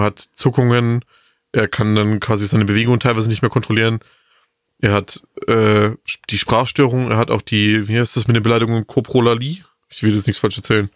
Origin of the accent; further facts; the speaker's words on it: Bavaria, Germany; bei uns in Bayern